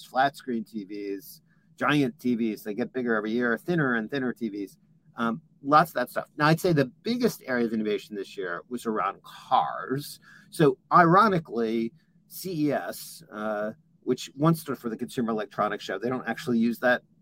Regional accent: California, United States; my home state in California

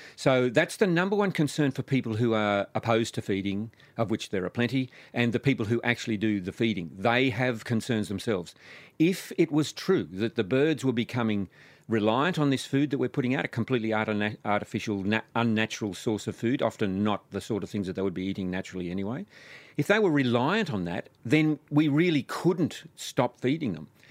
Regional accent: New South Wales, Australia; my hometown in New South Wales

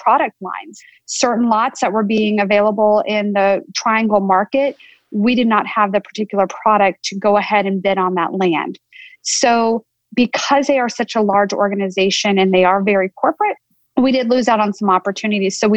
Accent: North Carolina, United States; moved away as an adult; also born or lived in California; I grew up in North Carolina and went to school here in the state at both Duke and Carolina

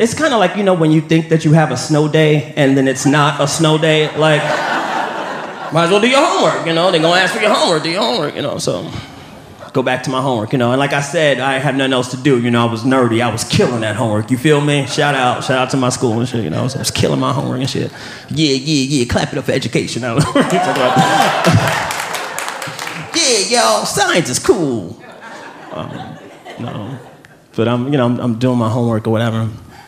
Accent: New York City, New York, United States; also born or lived in Queens / Harlem; I'm from New York

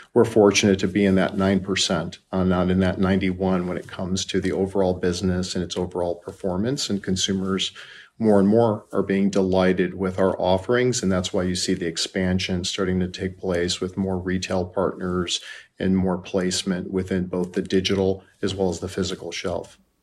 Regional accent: Chicago, Illinois, United States; now in Playa Vista, California, United States; I'm a native Chicagoan

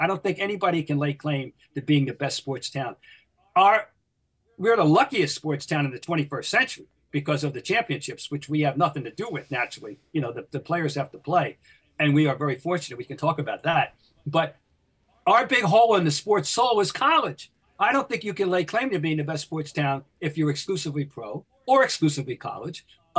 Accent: New Jersey, United States; moved away as an adult; now in Boston, United States; I'm an outsider. I grew up in New Jersey. I went to school at Boston College, and I'm still in Boston as a result. I've never left.

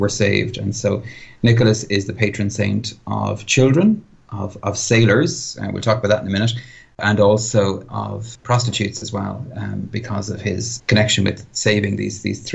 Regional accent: Ireland

